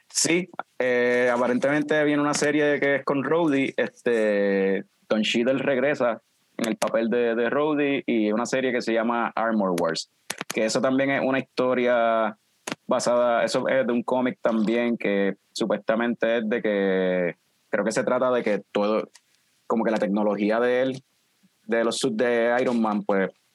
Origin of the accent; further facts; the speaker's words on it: Ponce, Puerto Rico; now in Aguadilla, Puerto Rico; yo soy original de Ponce, Fran es de Vega Baja, pero estamos establecidos pues por cuestión de trabajo, estamos en, Aguadilla